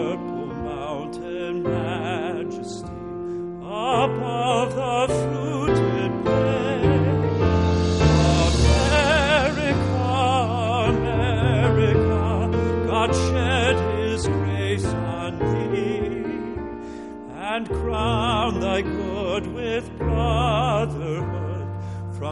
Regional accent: Midwest, United States; also born or lived in Watertown, Wisconsin; I'm from the Midwest

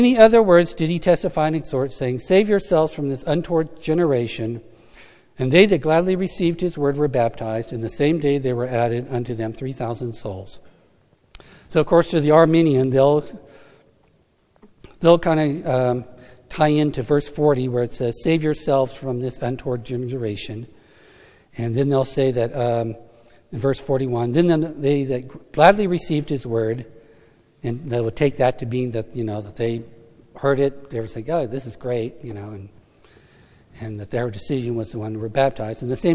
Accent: United States; being an American

